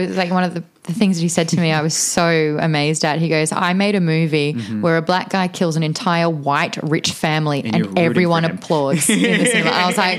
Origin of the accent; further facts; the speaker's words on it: Australia; now in United States; it's very hard being an Australian coming to America